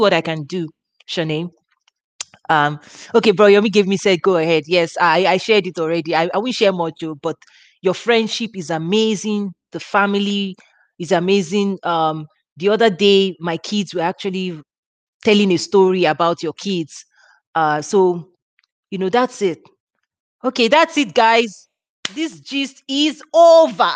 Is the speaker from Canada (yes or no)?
no; Nigeria; moved away; I have very warm memories of growing up in Africa